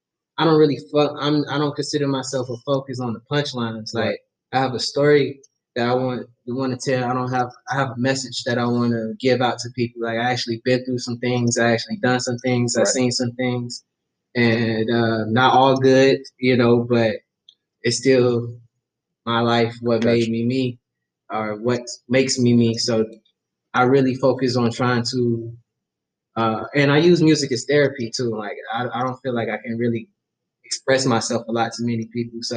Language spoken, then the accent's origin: English; Miami, Florida, United States; moved away; I'm from the Vice City.